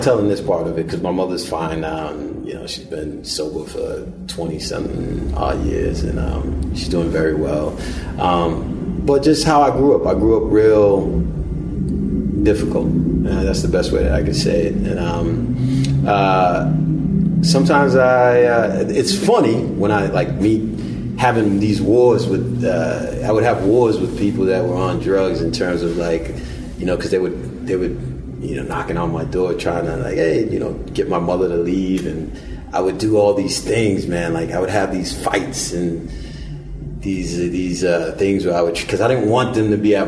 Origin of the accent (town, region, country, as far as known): United States